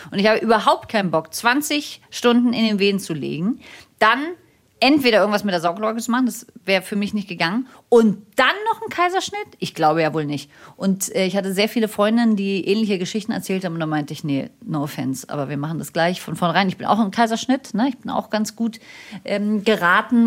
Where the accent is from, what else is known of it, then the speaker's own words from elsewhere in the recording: Berlin, Germany; also born or lived in Munich; ich komme aus Berlin und mein Mann kommt aus Berlin und viele Generationen von uns kommen aus Berlin und wir sind da sehr verwurzelt.